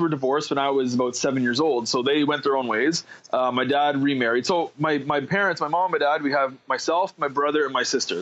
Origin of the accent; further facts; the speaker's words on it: Ottawa, Ontario, Canada; I grew up, I was born and raised in Ottawa